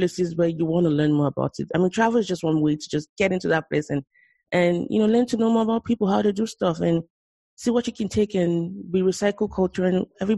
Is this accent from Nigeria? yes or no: yes; Lagos, Nigeria; moved away as an adult; now in United States; I grew up in Lagos, Nigeria, I was born and bred there. I moved to the U.S. maybe about 10 years ago